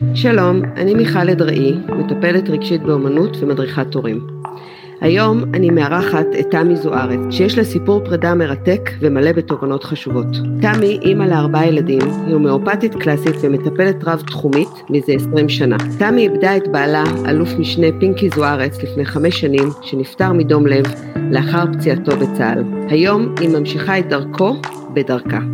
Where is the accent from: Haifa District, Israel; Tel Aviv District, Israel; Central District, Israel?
Haifa District, Israel; Haifa; גדלנו ביחד בחיפה